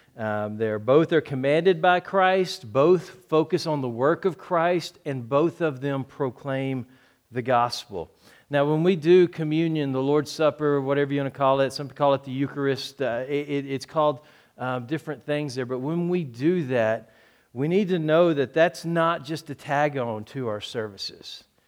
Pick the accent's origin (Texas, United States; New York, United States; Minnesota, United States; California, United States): Texas, United States; moved away; I'm from Texas